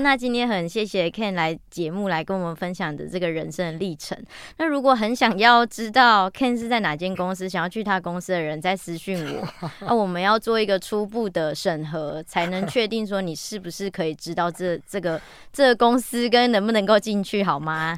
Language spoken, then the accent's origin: Chinese; Taichung, Taiwan; 我是台中人